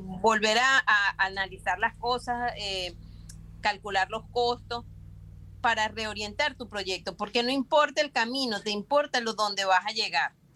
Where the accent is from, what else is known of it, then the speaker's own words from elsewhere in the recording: Venezuela; moved away as an adult; now in Panama; yo soy venezolana y emigré a Panamá